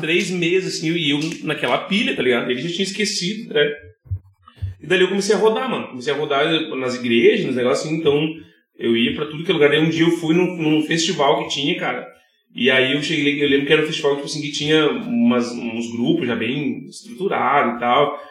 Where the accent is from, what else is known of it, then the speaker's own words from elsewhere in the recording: Novo Hamburgo, Rio Grande do Sul, Brazil; also born or lived in São CP (unclear, birthplace); eu sou de Novo Hamburgo